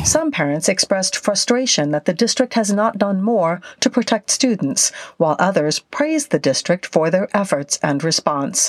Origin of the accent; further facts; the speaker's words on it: Arizona, United States; now in Mansfield, United States; I grew up in Arizona, which is one of a handful of states and parts of states that remain on standard time year round